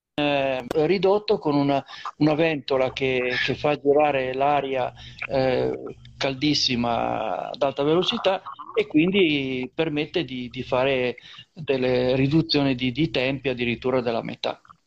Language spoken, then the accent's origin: Italian; Liguria, Italy; dalle nostre parti